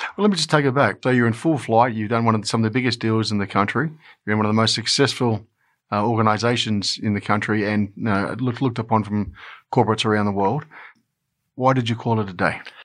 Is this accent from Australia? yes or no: yes; Australia; us Australians